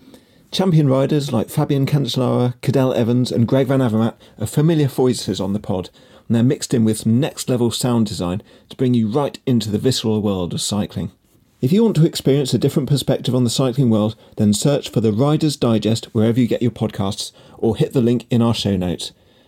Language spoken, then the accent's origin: English; Exeter, South West England, United Kingdom; we're both from Exeter